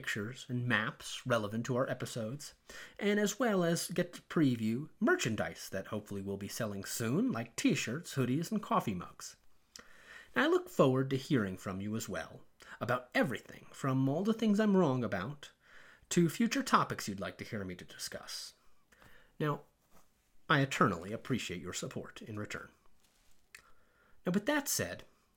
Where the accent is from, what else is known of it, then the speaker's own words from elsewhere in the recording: Georgia, United States; I am from Georgia